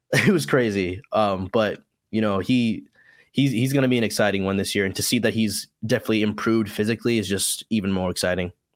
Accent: Illinois, United States; moved away as an adult; also born or lived in Iowa; now in Louisiana, United States; I'm originally from Illinois

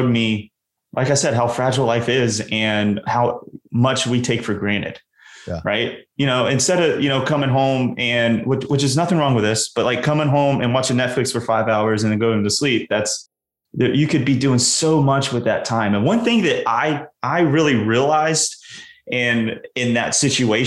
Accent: the South, United States; I grew up in the South

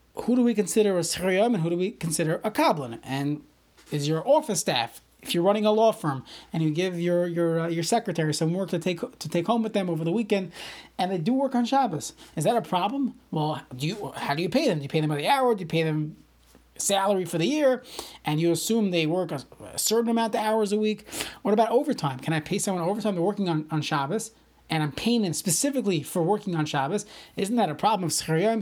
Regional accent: New York City, New York, United States; I grew up in Brooklyn

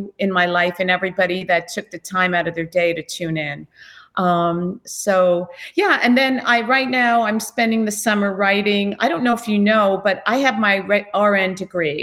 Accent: Islip, New York, United States; I was a Long Island girl. I grew up in Islip

